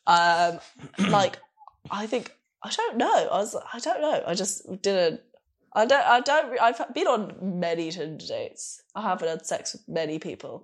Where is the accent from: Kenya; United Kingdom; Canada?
United Kingdom; London; moved away as an adult; also born or lived in Glasgow; now in Berlin, Germany; I'm from London